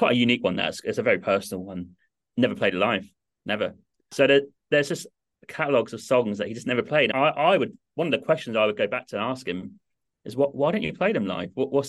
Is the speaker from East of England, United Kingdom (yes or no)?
yes; Norwich, East of England, United Kingdom; I grew up in England, in Norwich, little city to the east, about 2 hours from London, 45 minutes from Cambridge.